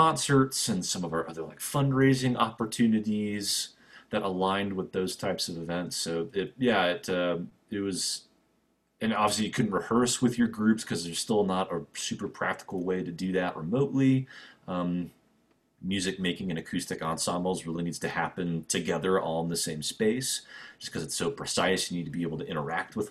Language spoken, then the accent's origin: English; Denver, Colorado, United States; also born or lived in St. Louis, Missouri / Lawrence, Kansas; growing up mostly kind of the Denver area